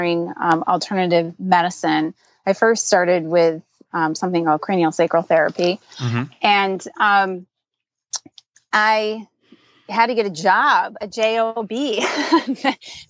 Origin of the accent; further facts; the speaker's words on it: Michigan, United States; I'm born and raised in Michigan